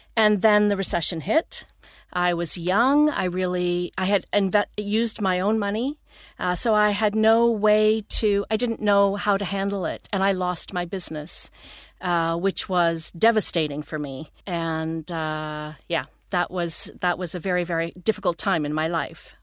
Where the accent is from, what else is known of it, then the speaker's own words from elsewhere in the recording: Toronto, Ontario, Canada; moved away as an adult; now in Sweden; I grew up in Toronto, Ontario, east coast of Canada.